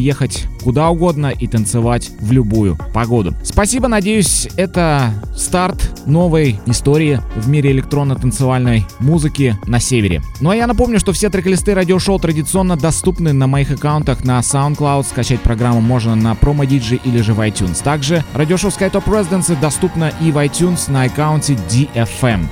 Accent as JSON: {"language": "Russian", "region": "Murmansk Oblast", "country": "Russia", "tie": "born or raised there", "said": "в Мурманской области, на моей малой родине"}